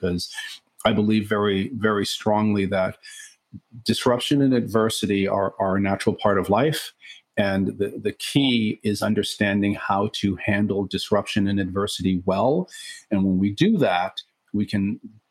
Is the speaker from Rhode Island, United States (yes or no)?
no; New York City, New York, United States; I am actually a native New Yorker. I grew up in Brooklyn of the 1970s, Brooklyn, New York.